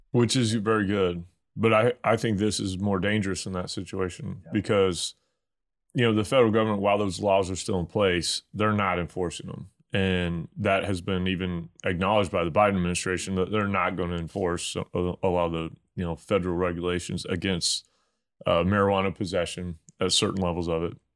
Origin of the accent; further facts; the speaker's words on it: Missouri, United States; I'm from Bumpkin, Missouri